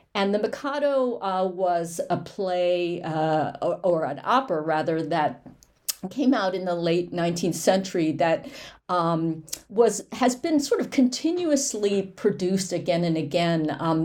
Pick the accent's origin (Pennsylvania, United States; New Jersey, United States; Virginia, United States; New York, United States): New Jersey, United States; born and raised in New Jersey in the shadow of Manhattan, right on the Hudson River line